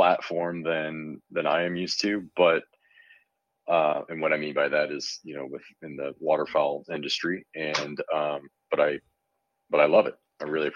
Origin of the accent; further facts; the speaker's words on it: Michigan, United States; now in San Francisco Bay Area, United States; I grew up in Michigan hunting deer and small game only